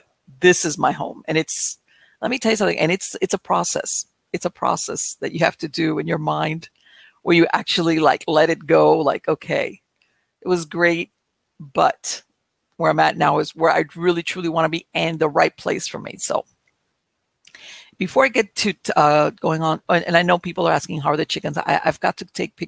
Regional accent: Miami, Florida, United States; moved away as an adult; now in North Florida, United States; I was born and raised in Miami.

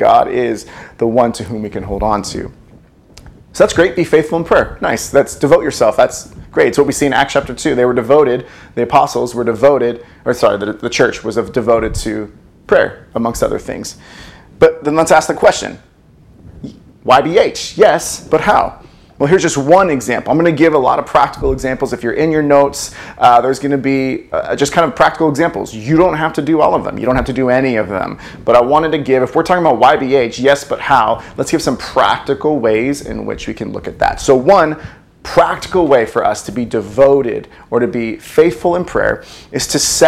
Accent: United States; We are in a foreign country. We are, we're American.

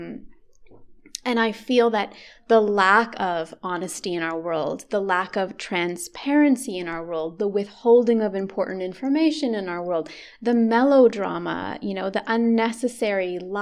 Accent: Canada; I'm Canadian

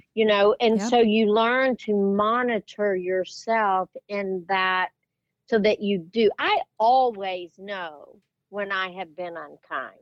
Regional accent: West Texas, United States; growing up in West Texas, I I grew up with uncles who were very sarcastic

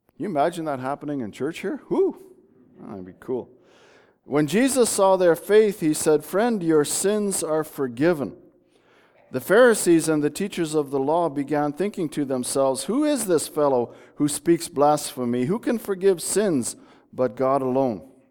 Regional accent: Bulkley Valley, British Columbia, Canada; moved away; I grew up in the Bulkley Valley.

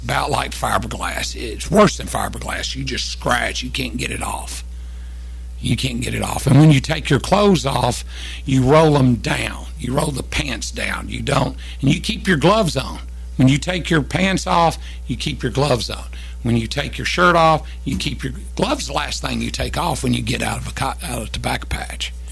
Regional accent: Kentucky, United States; moved away as an adult; also born or lived in Tennessee; I was 14, 15, 16, all the way up to 18, well, 17 because we moved right after I turned 18, we moved from Kentucky back to Tennessee

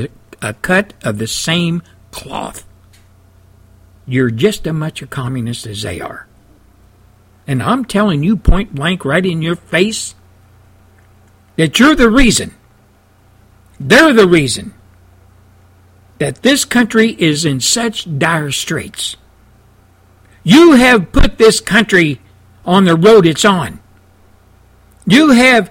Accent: United States; as an American, as a veteran, as a patriot

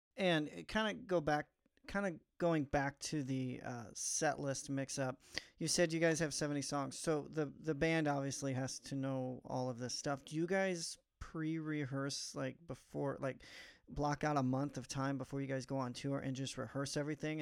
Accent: Missouri, United States; moved away; also born or lived in Nashville, Tennessee; I'm from Missouri originally, but lived in Nashville a couple years

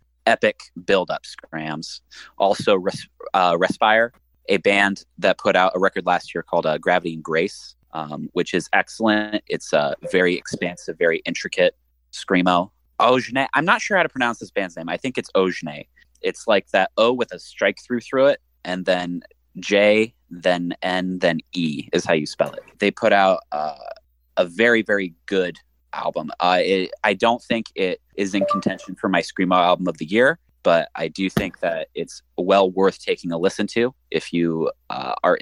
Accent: Midwest, United States; accent: Midwestern; I'm, like, actively suppressing my Midwestern accent

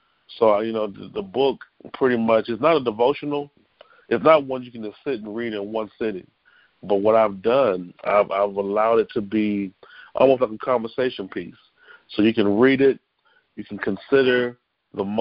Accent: Columbia, South Carolina, United States; I'm actually from Columbia, South Carolina

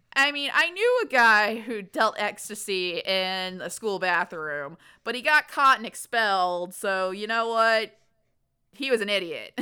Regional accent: the South, United States; growing up in the South

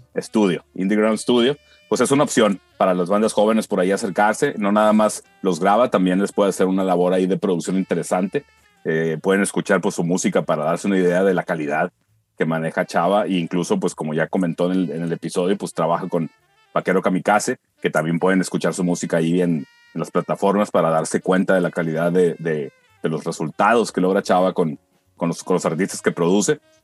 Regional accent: Culiacán, Sinaloa, Mexico; somos bandas artistas de Culiacán

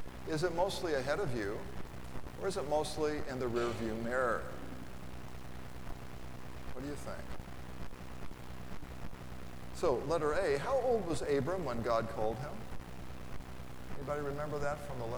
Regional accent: Lafayette, United States; I'm from Lafayette, and my phone number was HA, that's the Hamilton Exchange

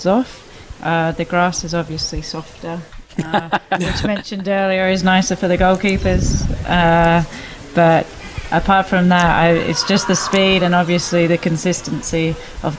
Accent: Sydney, New South Wales, Australia; I am from Manly Warringah

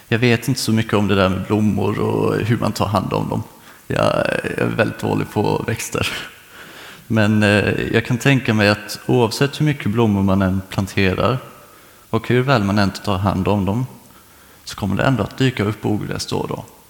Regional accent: Karlskrona, Blekinge, Sweden; moved away as an adult; Jag kommer egentligen från eh, Karlskrona men nu i hösten så kände jag att det var dags att flytta, så då kom jag hit

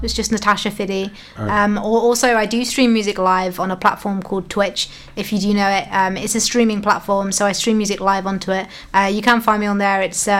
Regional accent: Reading, South East England, United Kingdom; now in Pembrokeshire, United Kingdom; I'm from Reading in England.

